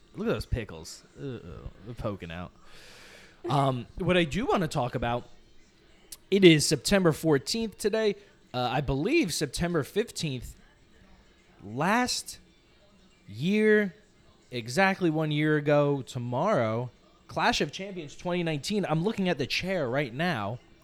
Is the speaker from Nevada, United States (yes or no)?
no; New Jersey, United States; now in Los Angeles, United States; I am from New Jersey. We are from New Jersey